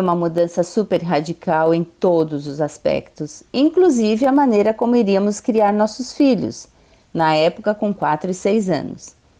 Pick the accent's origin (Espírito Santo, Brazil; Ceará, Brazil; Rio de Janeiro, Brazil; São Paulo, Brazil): São Paulo, Brazil; moved away as an adult; now in North of Brazil; Somos natural de São Paulo